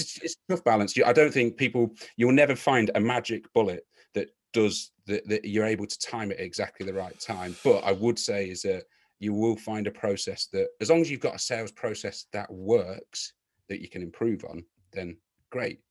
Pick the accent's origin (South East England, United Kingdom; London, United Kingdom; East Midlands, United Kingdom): East Midlands, United Kingdom; Leicester; my hometown club of Leicester City